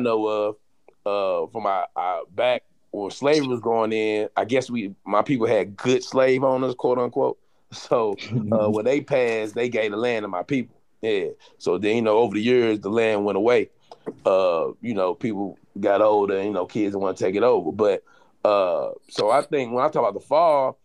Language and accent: English; St. Louis, Missouri, United States; I grew up in St. Louis